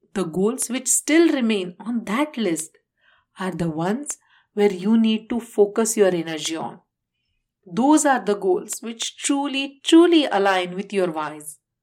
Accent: India; moved away; my home country, India

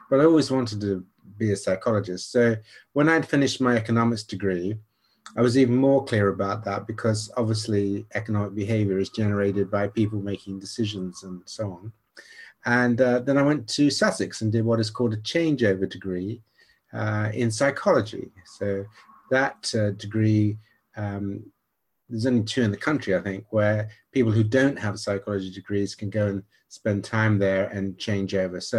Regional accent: Nigeria; accent: slight American twang; So actually, I grew up in Nigeria and went to an American missionary school for quite a while, which is where I got a slight twang to my accent because everybody asked me that.

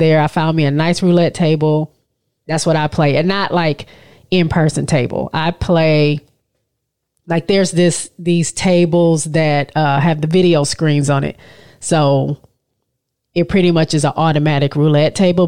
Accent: Michigan, United States; moved away; I'm from Michigan, we're from Michigan

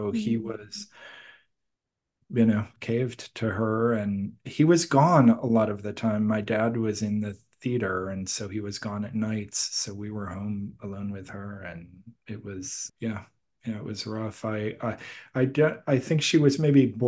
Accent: Milwaukee, Wisconsin, United States; also born or lived in Boston, Massachusetts; we moved from Boston, Massachusetts, where I was born, to Milwaukee, Wisconsin

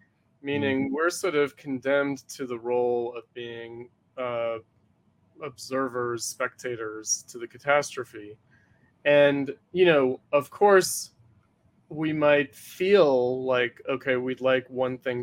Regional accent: New York, United States; I'm from New York

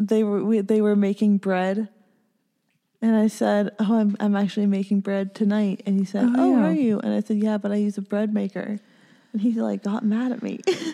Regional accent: Ontario, Canada; born or raised there

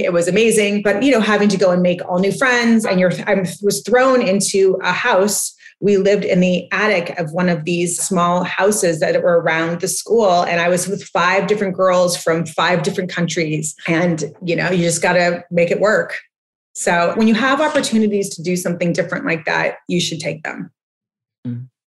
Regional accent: Montecito, California, United States; also born or lived in Switzerland; I grew up in Montecito, which is a small town just south of Santa Barbara

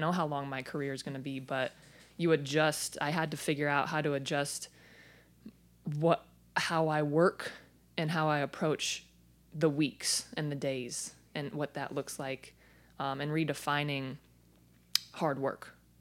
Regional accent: Phoenix, Arizona, United States; I was born and raised in Phoenix, Arizona

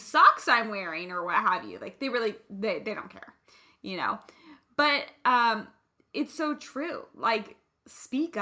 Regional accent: Kansas, United States; now in California, United States; I'm from the Midwest, I'm from Kansas

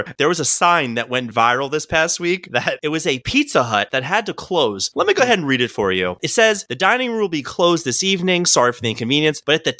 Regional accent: Maryland, United States; accent: Maryland; My Maryland accent has, like, other than wooter, which I do on purpose to annoy you, like, I say warsh on purpose to annoy you

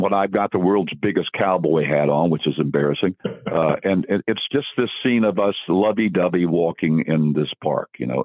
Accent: Dayton, Ohio, United States; I'm from Dayton, Ohio

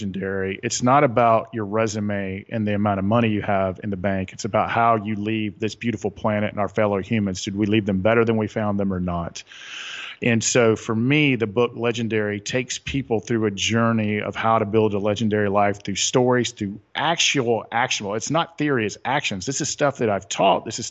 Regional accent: the South, Southern United States, United States; accent: Southern; my Southern accent

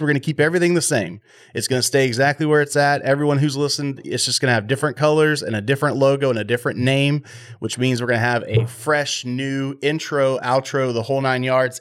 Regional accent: Texas, United States; I'm from Texas

